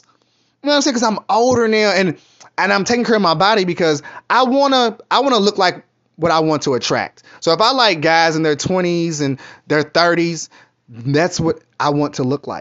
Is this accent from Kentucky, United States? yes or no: yes; Kentucky, United States; moved away; also born or lived in New York; I'm from Kentucky